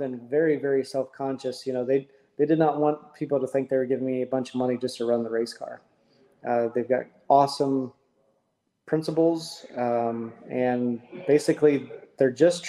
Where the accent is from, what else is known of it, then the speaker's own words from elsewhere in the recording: Indiana, United States; moved away; I'm originally from Indiana